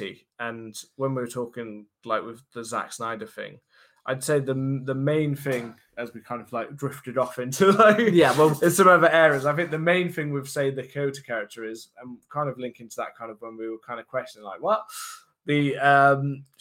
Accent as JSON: {"language": "English", "country": "United Kingdom", "said": "being British"}